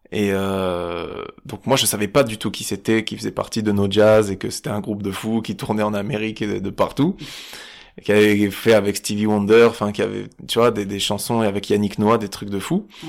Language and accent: French; Nice, Provence-Alpes-Côte d'Azur, France; vers le port par là c'est là où j'ai grandi